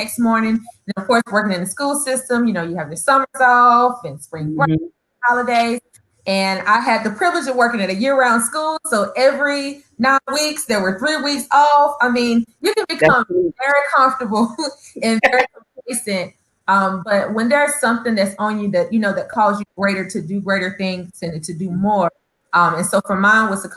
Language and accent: English; East St. Louis, Illinois, United States; moved away; also born or lived in North Carolina; I am from the beautiful North Carolina, the state of North Carolina. But I grew up in East St. Louis, Illinois.